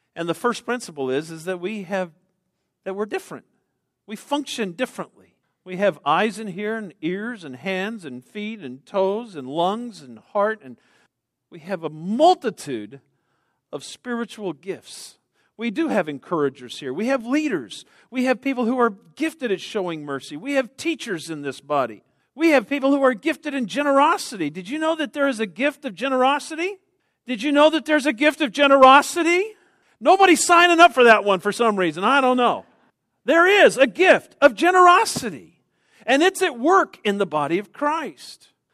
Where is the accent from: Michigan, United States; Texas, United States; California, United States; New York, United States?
Texas, United States; I'm from Texas.